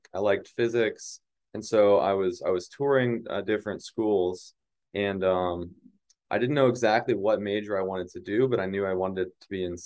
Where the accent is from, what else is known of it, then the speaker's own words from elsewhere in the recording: North Carolina, United States; moved away as an adult; also born or lived in Alabama; now in Atlanta, United States; I grew up in North Carolina